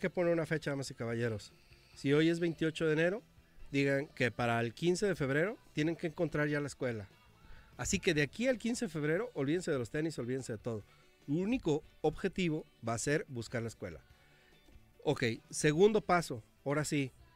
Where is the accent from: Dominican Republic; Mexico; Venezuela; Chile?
Mexico; nuestra cultura mexicana